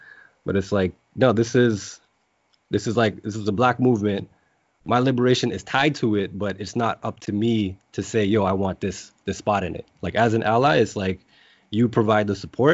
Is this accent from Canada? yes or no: yes; Mississauga, Ontario, Canada; I grew up in Malton, like a very, very mixed neighborhood